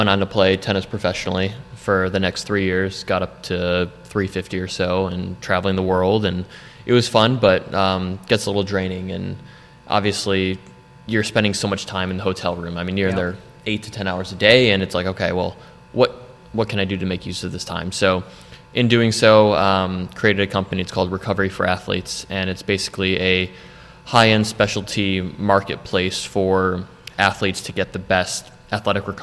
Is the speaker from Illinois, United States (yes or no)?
yes; Wilmette, Illinois, United States; moved away as an adult; also born or lived in Florida; now in North Carolina, United States; born and raised in Chicago in Wilmette, Illinois.